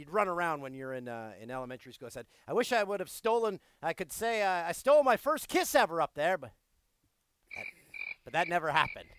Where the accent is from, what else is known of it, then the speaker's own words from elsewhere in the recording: Peterborough, Ontario, Canada; Everyone in my hometown of Peterborough, Ontario. I was back there for Pink in the Rink this past weekend. A fundraiser for cancer awareness, cancer research. My little hometown.